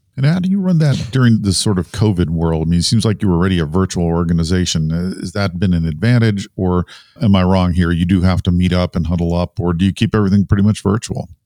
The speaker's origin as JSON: {"language": "English", "area": "Research Triangle", "region": "North Carolina", "country": "United States", "tie": "born or raised there", "said": "I grew up in the Research Triangle area"}